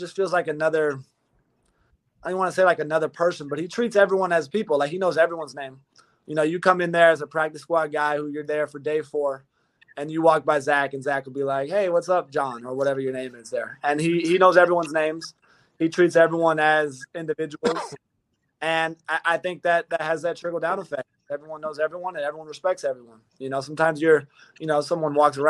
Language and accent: English; California, United States; now in Cincinnati, United States; I have the long hair, I'm from Cali, and I don't know how to surf.